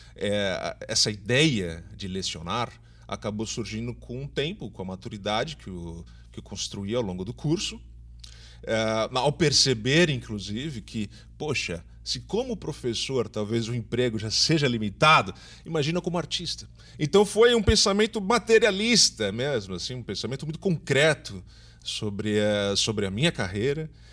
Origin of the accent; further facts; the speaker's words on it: São Paulo, Brazil; now in Recife, Brazil; eu sou de São Paulo, mas já moro aqui há 20 anos